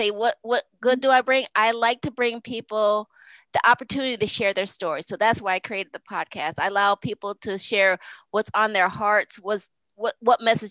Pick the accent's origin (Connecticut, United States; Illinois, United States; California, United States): Connecticut, United States; I'm from Connecticut. So that's what we do. We walk cornfields when I was a kid